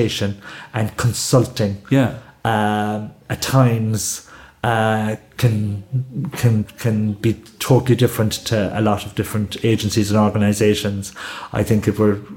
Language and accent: English; Limerick, Munster, Ireland; We moved from Our Lady of Lourdes from Weston up to Southill in 1970